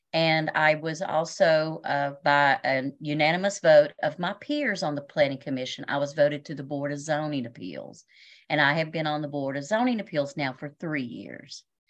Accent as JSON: {"language": "English", "area": "Washington County", "region": "Virginia", "country": "United States", "tie": "born or raised there", "also_born_or_lived": "Berea, Kentucky", "said": "I was born and raised here in Washington County"}